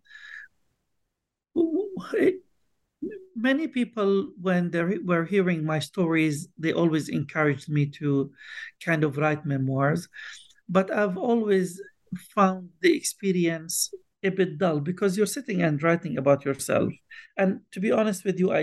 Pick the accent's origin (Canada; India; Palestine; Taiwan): Palestine; Bethlehem, West Bank; I was born and raised in Bethlehem, in the West Bank in Palestine.